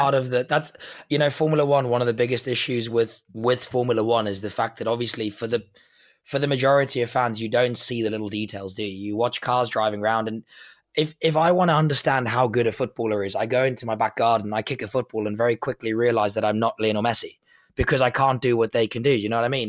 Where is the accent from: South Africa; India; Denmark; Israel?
South Africa; I'm South African